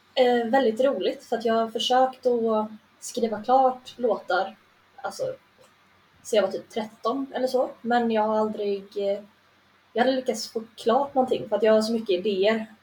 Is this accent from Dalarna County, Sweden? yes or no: yes; Rörbäcksnäs, Dalarna County, Sweden; now in Gothenburg, Sweden; jag kommer från en by med hundrafemtio pers bortanför Sälenfjällen.